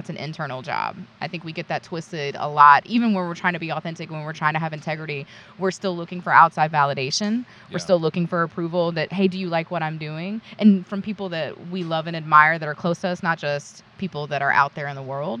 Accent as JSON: {"language": "English", "region": "North Carolina", "country": "United States", "tie": "born or raised there", "said": "I'm from the South. I'm from North Carolina. North Kakalaki. I was born and bred to take care of other people"}